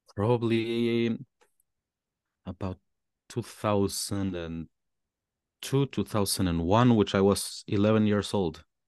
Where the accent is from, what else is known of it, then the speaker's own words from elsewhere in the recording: Mexico; English is a second language; moved away as an adult; also born or lived in Melbourne, Australia / Germany; now in Berlin, Germany; I was fortunate enough in my school in Mexico to start learning English since a very, very young age